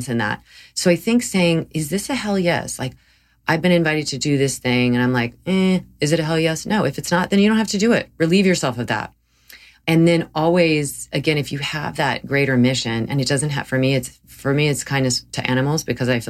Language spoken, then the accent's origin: English; the South, United States; I grew up in the South, and I grew up eating meat